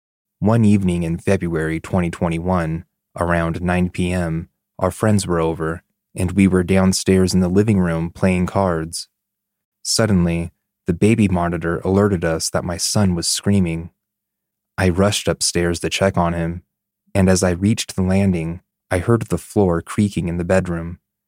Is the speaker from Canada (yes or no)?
yes; Canada; now in Denmark; For some context, I am Canadian, and my husband is Danish. We live in Denmark, where this takes place.